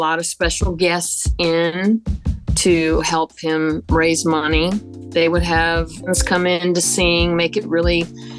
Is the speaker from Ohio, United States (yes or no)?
no; Charlotte, North Carolina, United States; born and raised in Charlotte.